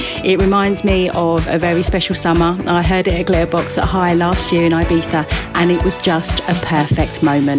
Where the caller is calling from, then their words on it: London, United Kingdom; I'm calling from London